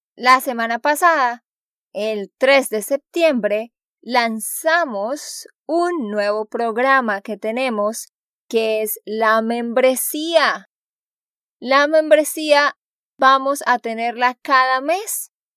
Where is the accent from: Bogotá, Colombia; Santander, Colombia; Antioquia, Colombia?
Santander, Colombia; de Santander, Colombia